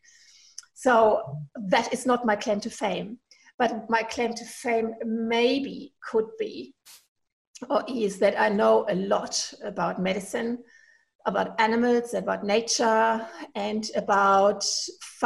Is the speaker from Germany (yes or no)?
yes; Germany; accent: German; English is a second language; moved away as an adult; now in Inverell, Australia; apologize for my accent, because I'm originally from Germany, and I never got rid of my accent.